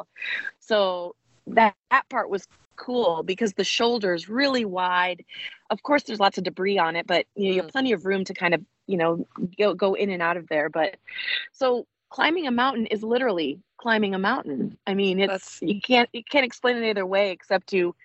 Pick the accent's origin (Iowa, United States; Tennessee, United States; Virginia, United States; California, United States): Iowa, United States; we're from Iowa